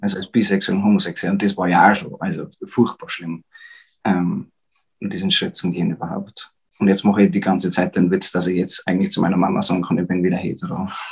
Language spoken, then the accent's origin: German; Upper Palatinate, Bavaria, Germany; accent: Bavarian; ich bin aus der Oberpfalz